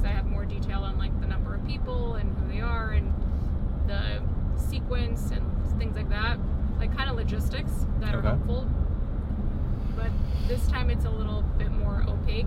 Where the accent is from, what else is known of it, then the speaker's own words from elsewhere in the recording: New York, United States; I'm from New York